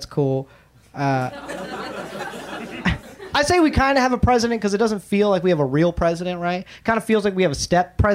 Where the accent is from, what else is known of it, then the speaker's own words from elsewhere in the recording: Atlanta, Georgia, United States; now in Los Angeles, United States; I grew up in Atlanta, so I grew up listening to hip-hop